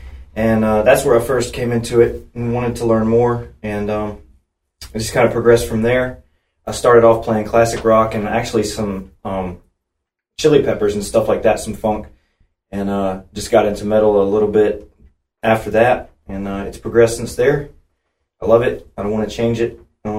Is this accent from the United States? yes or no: yes; Charlotte, North Carolina, United States; I was born in Charlotte at Presbyterian a long time ago.